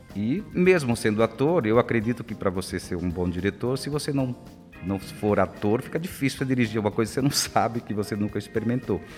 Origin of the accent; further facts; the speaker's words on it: interior of the Northeast, Northeast Region, Brazil; now in São Paulo, Brazil; eu venho lá do interior do Nordeste, era difícil